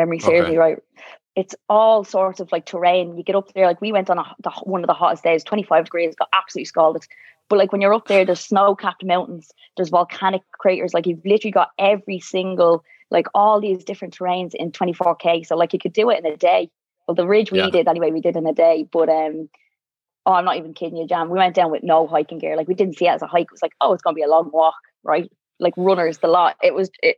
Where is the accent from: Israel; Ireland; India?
Ireland; Dublin, Leinster; also born or lived in Navan; I grew up in Drimna.